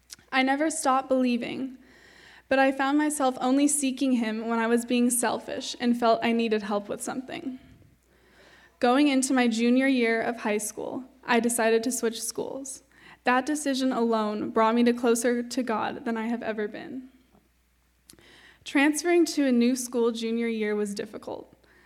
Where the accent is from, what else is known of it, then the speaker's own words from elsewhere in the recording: San Jose, California, United States; I'm going to be a senior at Carmel High School next year. I grew up in San Jose with my mom, dad, and younger brother and sister.